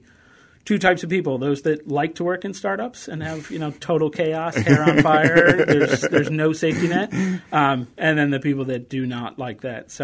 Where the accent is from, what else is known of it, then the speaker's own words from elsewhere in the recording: New York, United States; moved away as an adult; now in Pittsburgh, United States; I grew up in New York